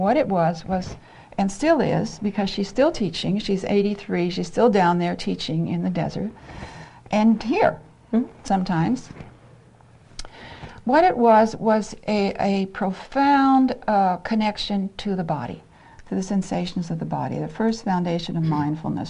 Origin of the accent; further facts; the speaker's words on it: Ohio, United States; moved away; I'm from Ohio. I'm a Midwestern girl